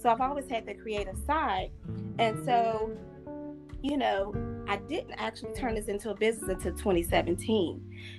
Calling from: Atlanta, Georgia, United States; I'm actually calling from Atlanta, Georgia.

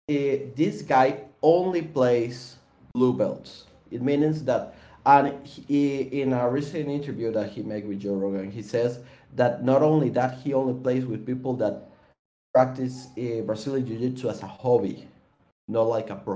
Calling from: Costa Rica; I'm from Costa Rica.

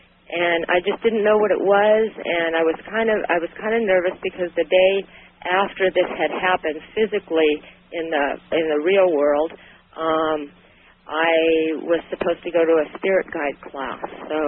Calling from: Sacramento, California, United States; All right. I'm from Sacramento.

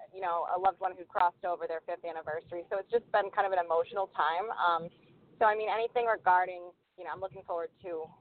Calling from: Rhode Island, United States; I'm calling in from Rhode Island.

